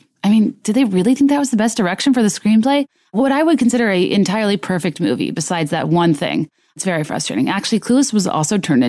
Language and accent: English; Mid-Atlantic, United States; us middle Americans, I'm an East Coaster, I'm from the Mid-Atlantic.